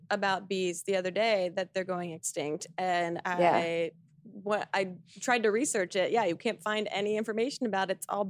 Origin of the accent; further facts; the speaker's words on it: United States; you want an American hosting this British awards show?